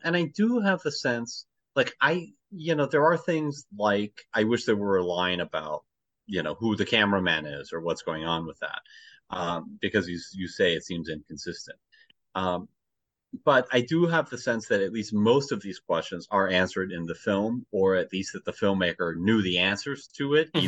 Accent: United States; as an American, you know, we have our own history

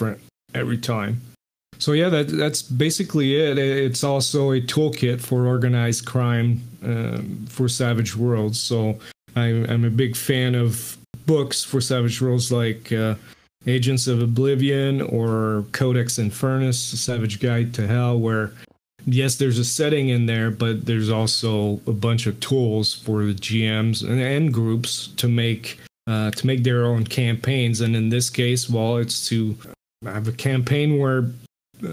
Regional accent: Montreal, Quebec, Canada; first language French; English is a second language; growing up in Montreal, Canada, I spoke only French

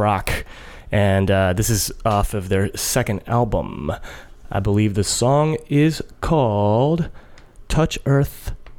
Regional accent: Washington, District of Columbia, United States; my hometown of DC

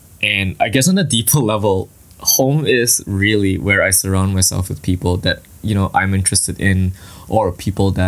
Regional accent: Kota Kemuning, Selangor, Malaysia; moved away as an adult; now in Ottawa, Canada; I was born and raised in Malaysia in a town called Kota Kemuning in the state of Selangor

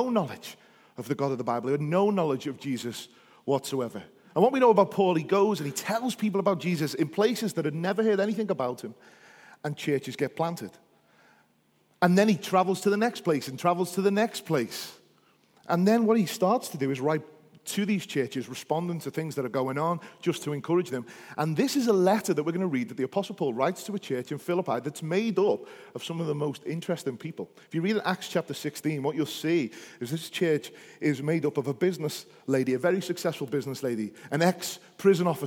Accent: Liverpool, North West England, United Kingdom; I feel more Northern Irish than I do English. Amen. And I think that's because being a Scouser, we just got a bit of everything in us.

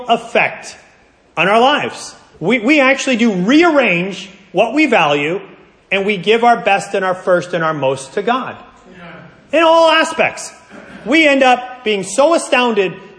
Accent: United States; I'm an American

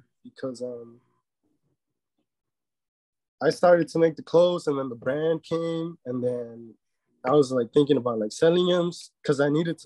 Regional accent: Chicago, Illinois, United States; also born or lived in Mexico; I was born in Chicago, and I've lived my whole life here except for like a year when I went to Mexico, because that's where I'm from. That's where my parents are from.

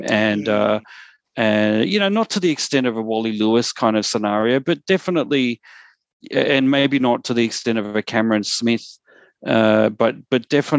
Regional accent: Queensland, Australia; But this year, I'm going for someone a bit unexpected as a Queenslander, someone who has been considered a bit of a villain in some circles, especially among the Titans fans.

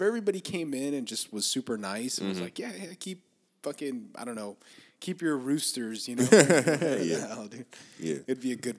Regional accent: Los Angeles, California, United States; I grew up in East

